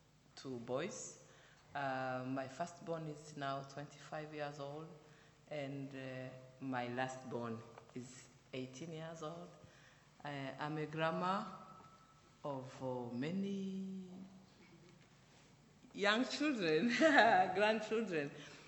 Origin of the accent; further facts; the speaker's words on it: Rwanda; I'm from Rwanda.